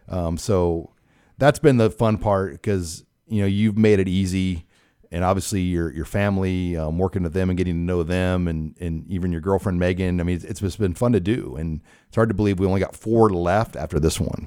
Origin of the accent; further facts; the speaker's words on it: Omaha, Nebraska, United States; went to a lot of Nebraska basketball games, a lot of Creighton basketball games growing up in Omaha